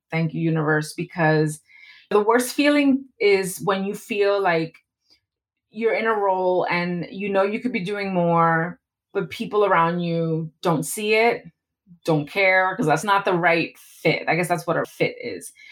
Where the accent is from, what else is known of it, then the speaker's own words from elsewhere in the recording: East Coast, United States; I'm Latina, but I'm very different from a Latina from the West Coast. I'm from the East Coast.